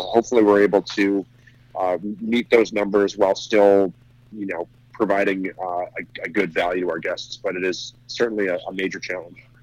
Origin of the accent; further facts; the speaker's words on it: New Jersey, United States; also born or lived in New York; I grew up in New Jersey